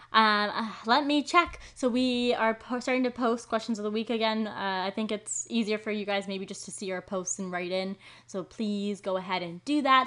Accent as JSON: {"language": "English", "town": "Maple Ridge", "region": "British Columbia", "country": "Canada", "said": "I'm from Maple Ridge."}